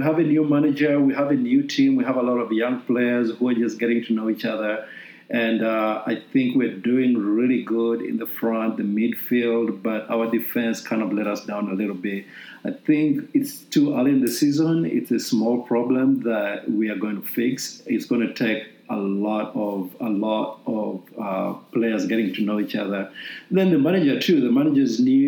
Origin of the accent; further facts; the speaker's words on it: Uganda; now in United States; I'm originally from Uganda. I was born and raised in Uganda.